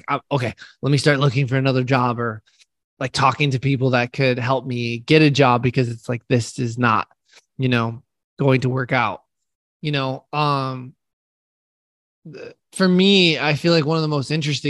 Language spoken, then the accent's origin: English; United States; I'm an American